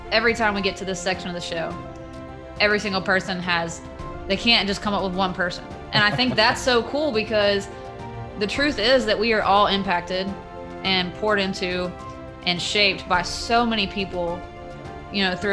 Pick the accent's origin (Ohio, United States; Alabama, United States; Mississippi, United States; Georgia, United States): Georgia, United States; Dacula; So I grew up in Dacula, went to Dacula, so to be back at Dacula now as a head coach um, is special